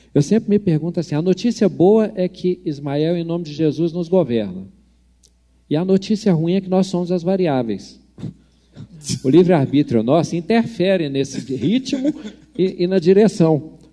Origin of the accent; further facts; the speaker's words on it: Brazil; como brasileiro